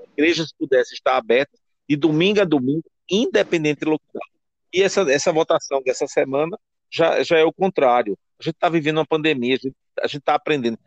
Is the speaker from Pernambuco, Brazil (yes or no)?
yes; Timbaúba, Pernambuco, Brazil; eu sou de Timbaúba